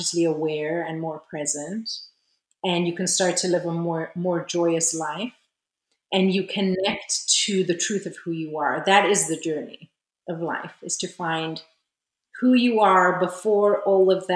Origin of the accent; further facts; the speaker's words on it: South Africa; moved away as an adult; also born or lived in Israel / California; now in France; I was born in Israel. I grew up in South Africa during apartheid. Then I moved back to Israel when I was 18 and spent about 9 years there.